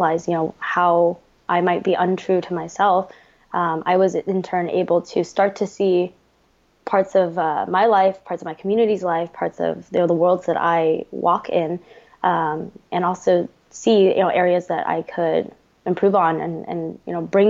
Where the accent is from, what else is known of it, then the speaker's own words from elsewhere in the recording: United States; I am Vietnamese American and I am the daughter of two Vietnamese boat people